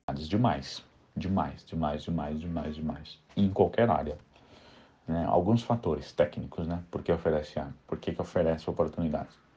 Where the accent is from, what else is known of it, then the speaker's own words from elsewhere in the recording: São Paulo, Brazil; sou de São Paulo, capital, é, casado com um filho e nascido e criado na zona sul da capital de São Paulo, na região de Campo Limpo e Capão Redondo